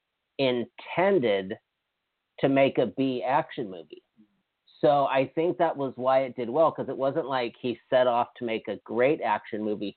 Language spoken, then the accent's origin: English; Hawaii, United States; moved away; I'm from Hawaii